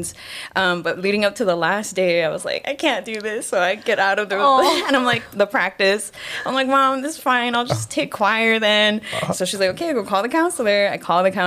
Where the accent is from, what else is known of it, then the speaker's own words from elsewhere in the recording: Kapolei, Hawaii, United States; born and raised in Kapolei